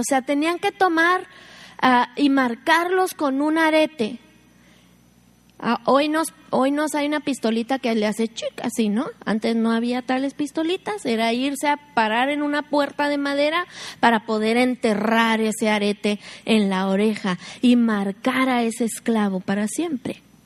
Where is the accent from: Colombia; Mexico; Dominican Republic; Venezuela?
Mexico; Somos mexicanas